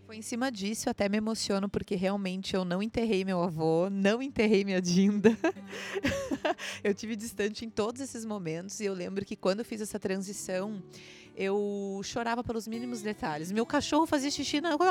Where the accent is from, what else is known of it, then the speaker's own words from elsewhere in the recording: Santa Catarina, Brazil; also born or lived in Santo Ângelo, Rio Grande do Sul / Florianópolis; eu passei minha infância aqui em Santo Ângelo na região das Missões. A minha avó vive aqui. Eu sou de Santa Catarina, tenho 31 anos.